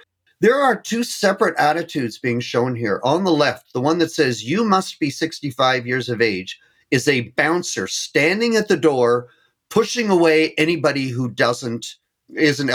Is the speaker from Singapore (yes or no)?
no; Canada; being Canadian